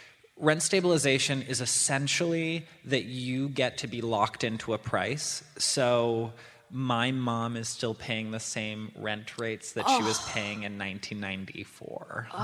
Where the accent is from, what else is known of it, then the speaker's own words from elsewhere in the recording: New York City, New York, United States; I grew up in New York City.